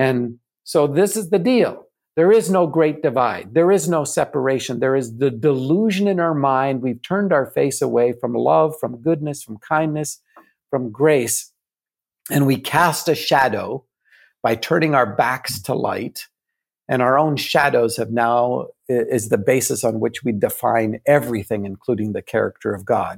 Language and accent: English; Canada; I'm still a Canadian.